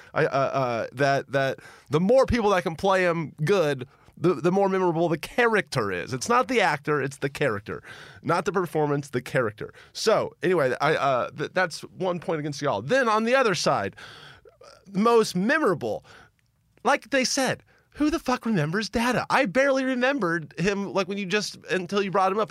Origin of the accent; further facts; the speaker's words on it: Memphis, Tennessee, United States; I remember being a little boy, uh, growing up in Memphis, Tennessee